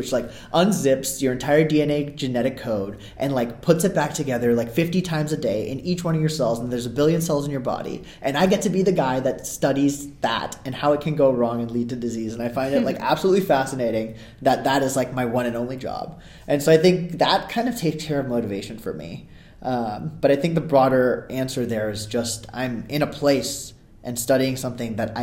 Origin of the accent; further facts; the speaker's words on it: California, United States; also born or lived in Ahmedabad, India; I'm from California, but I was born in Ahmedabad, India, and lived there for like the first 6 years of my life